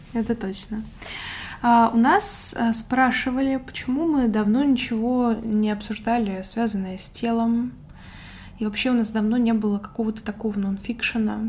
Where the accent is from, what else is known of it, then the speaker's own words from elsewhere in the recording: Moscow Oblast, Russia; мне было, наверное, лет 5-6, когда мы с родителями переехали из Тульской области, где я родилась, в Подмосковье